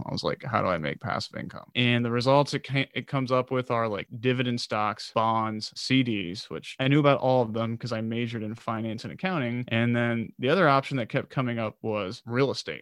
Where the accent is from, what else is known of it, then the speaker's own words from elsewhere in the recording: United States; also born or lived in Baltimore; I grew up outside of Washington, D C